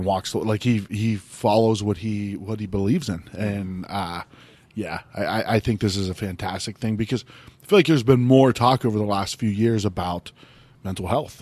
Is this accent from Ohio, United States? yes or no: yes; Ohio, United States; moved away; I grew up in Ohio, like, you know, right outside North Steel City